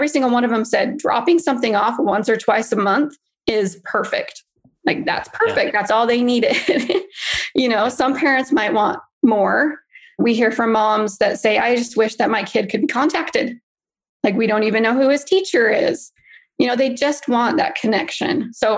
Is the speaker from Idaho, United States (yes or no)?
yes; Idaho, United States; moved away as an adult; also born or lived in Utah; now in Arizona, United States; No, I'm originally from Idaho, then lived in Utah for 10 years and then moved here about 3 years ago.